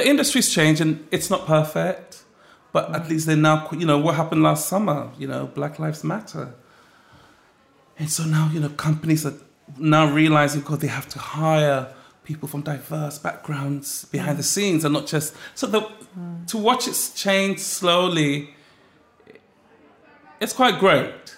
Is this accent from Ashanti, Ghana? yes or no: no; Accra, Greater Accra, Ghana; also born or lived in Ladbroke Grove, West London; now in London, United Kingdom; growing up in Ghana, my grandmother would always cook